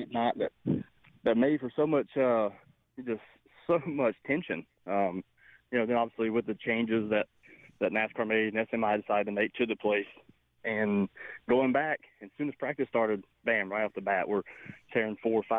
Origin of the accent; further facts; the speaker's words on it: Charlotte, North Carolina, United States; my hometown at Charlotte